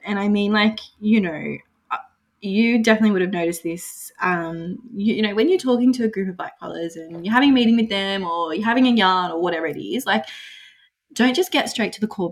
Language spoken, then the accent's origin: English; Australia; Aboriginal people, we have a certain way of the way that we interact